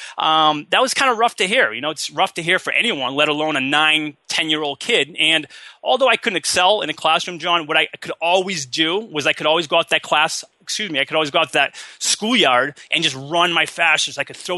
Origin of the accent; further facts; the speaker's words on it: Massachusetts, United States; now in San Diego, United States; I'm originally from Massachusetts.